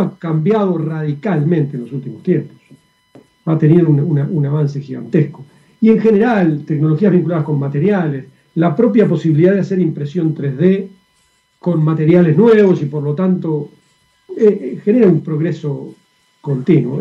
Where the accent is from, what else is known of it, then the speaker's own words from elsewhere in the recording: Uruguay; now in Chile; Yo soy uruguayo